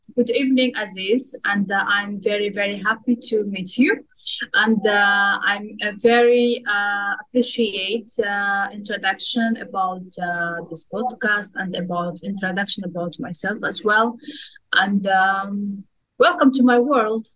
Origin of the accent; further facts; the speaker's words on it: Kazakhstan; moved away as an adult; now in Dubai, United Arab Emirates; my hometown, my home country